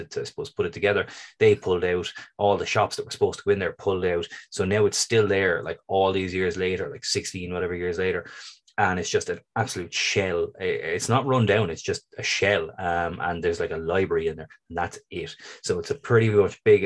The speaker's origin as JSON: {"language": "English", "town": "Waterford", "region": "Munster", "country": "Ireland", "tie": "born or raised there", "said": "my hometown, Waterford"}